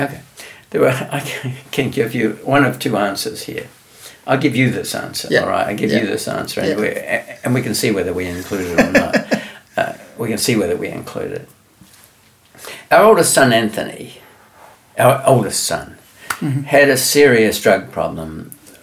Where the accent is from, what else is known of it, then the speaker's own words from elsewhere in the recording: New Zealand; moved away; I'm from New Zealand